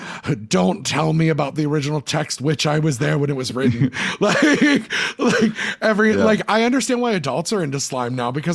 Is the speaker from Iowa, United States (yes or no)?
no; New Jersey, United States; we're from Central Jersey